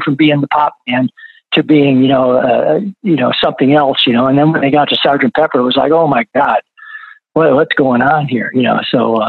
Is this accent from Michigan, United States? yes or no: yes; Flint, Michigan, United States; You know, I just totally, you know, for me growing up in Flint, you know, R&B was it, right.